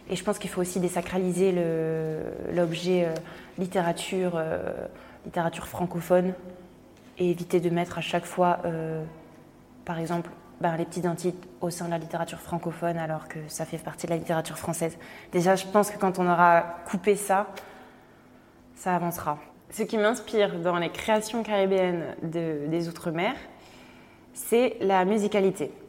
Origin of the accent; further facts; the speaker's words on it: Martinique; moved away; je suis moi-même de la Martinique.